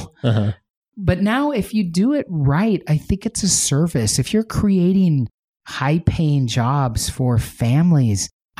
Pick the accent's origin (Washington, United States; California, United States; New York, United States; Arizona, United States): Washington, United States; Spokane; I grew up in Spokane. I moved around a little bit as a youngster, but spent most of my time in the beautiful Pacific Northwest, Spokane, Washington.